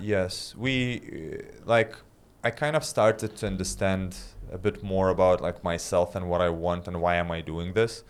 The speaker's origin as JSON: {"language": "English", "country": "Lithuania", "tie": "born or raised there", "also_born_or_lived": "London", "moved": "as an adult", "said": "I was back in Lithuania and when you're living in a small town, Well, not a small town, but, like, my hometown is, like, three hundred thousand people."}